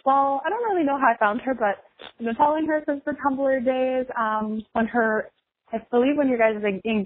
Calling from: Minnesota, United States; I am from Minnesota.

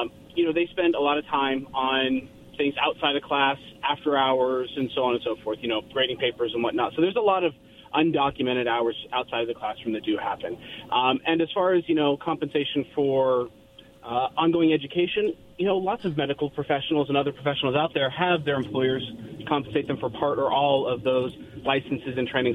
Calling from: Kennewick, Washington, United States; Hi, this is … in Kennewick.

